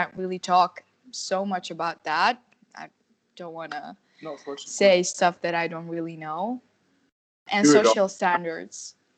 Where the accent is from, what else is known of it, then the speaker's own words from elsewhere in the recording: Jordan; I'm from Jordan. And I studied art, majored in sculpting.